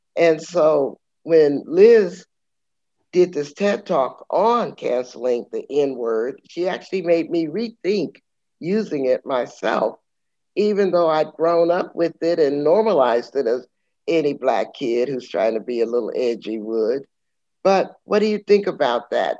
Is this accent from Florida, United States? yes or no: no; San Antonio, Texas, United States; I'm from San Antonio, Texas